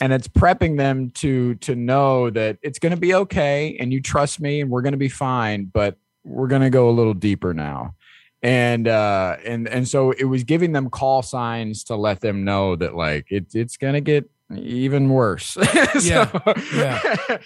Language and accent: English; Midwest, United States; I grew up in the Midwest